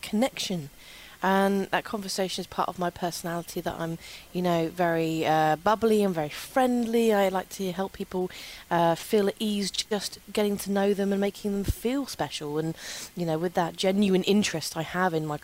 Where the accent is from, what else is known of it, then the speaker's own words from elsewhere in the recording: London, United Kingdom; I grew up in London